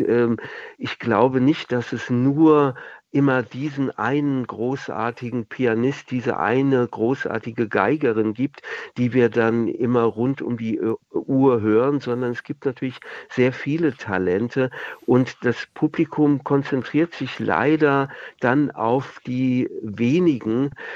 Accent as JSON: {"language": "German", "town": "Wiesbaden", "region": "Hesse", "country": "Germany", "tie": "born or raised there", "moved": "yes", "said": "in meiner Heimatstadt Wiesbaden"}